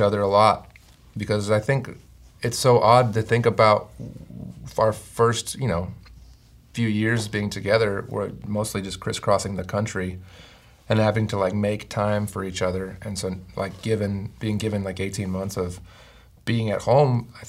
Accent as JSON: {"language": "English", "town": "Chicago", "region": "Illinois", "country": "United States", "tie": "born or raised there", "said": "I was born in Chicago"}